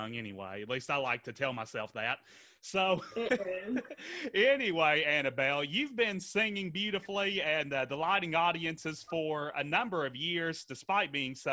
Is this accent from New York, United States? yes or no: no; Henderson, Kentucky, United States; my hometown of Henderson, Kentucky